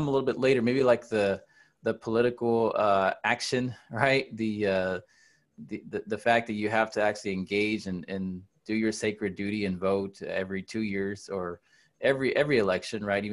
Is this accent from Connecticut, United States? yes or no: no; Dallas, Texas, United States; moved away as an adult; now in San Antonio, United States; I'm from Dallas. I've lived here for 20 years